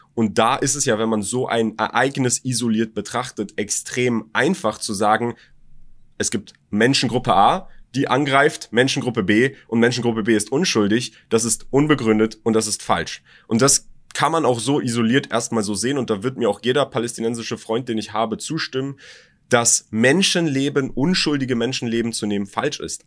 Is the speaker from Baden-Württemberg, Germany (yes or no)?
no; Berlin, Germany; born or raised there